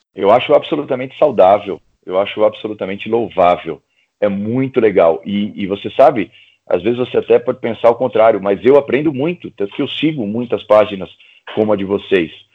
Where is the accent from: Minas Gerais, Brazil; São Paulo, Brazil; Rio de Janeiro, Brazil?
São Paulo, Brazil; ABC region, Greater; na região do ABC, de onde eu venho, né? aqui em São Paulo, na região da grande, do Grande ABC, que é na Grande São Paulo.